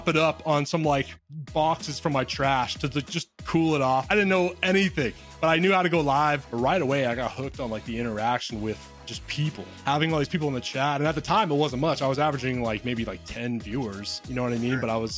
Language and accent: English; near Seattle, Washington, United States; I grew up near Seattle